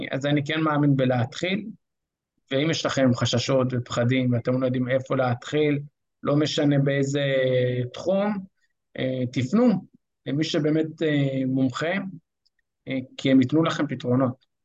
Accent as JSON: {"language": "Hebrew", "town": "Kiryat Motzkin", "region": "Haifa District", "country": "Israel", "said": "אני מקריית מוצקין."}